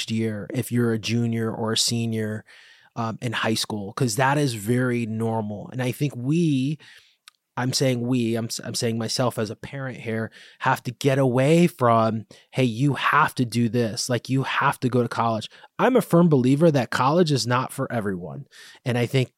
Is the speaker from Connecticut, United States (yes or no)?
yes; Bridgeport, Connecticut, United States; I grew up in Bridgeport